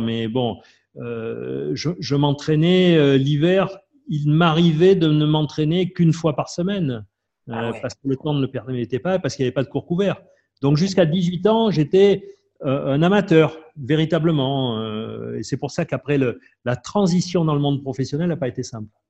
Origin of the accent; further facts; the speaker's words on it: Marseille, Provence-Alpes-Côte d'Azur, France; Je connaissais rien d'autre que mon quartier à Marseille.